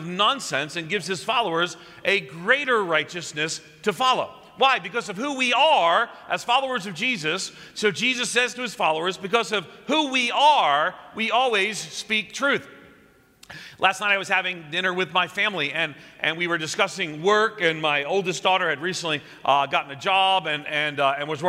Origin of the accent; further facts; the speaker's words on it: outside of New York City, United States; as a kid growing up outside of New York City